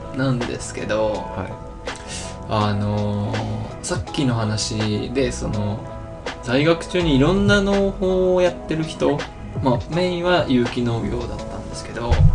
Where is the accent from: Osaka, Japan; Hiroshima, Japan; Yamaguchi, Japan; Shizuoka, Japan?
Hiroshima, Japan; Onomichi; 大学を退学退学自主卒業してあの地元に帰ってきた